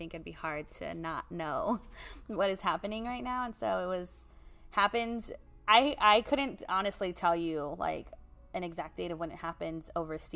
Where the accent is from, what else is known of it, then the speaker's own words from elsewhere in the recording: Oxnard, California, United States; my location, South Oxnard. I'm always big on saying I'm from the South Side. It's who I was born and bred there